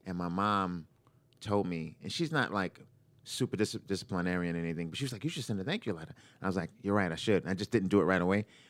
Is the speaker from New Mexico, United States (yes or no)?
no; New York, United States; moved away as an adult; also born or lived in Boston; now in Los Angeles, United States; I'm from New York originally, from Brooklyn